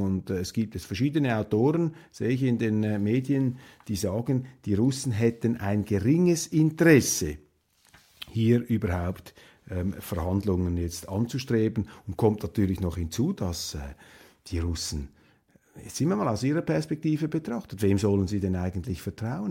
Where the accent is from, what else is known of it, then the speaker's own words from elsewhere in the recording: Switzerland; als Schweizer